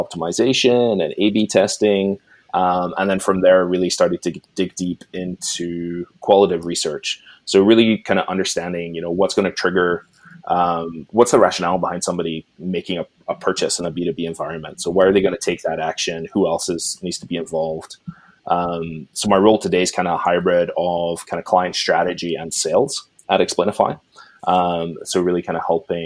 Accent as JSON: {"language": "English", "region": "Scotland", "country": "United Kingdom", "tie": "born or raised there", "moved": "as an adult", "lives_now": "Canada", "said": "But I grew up in Scotland and now live in Canada."}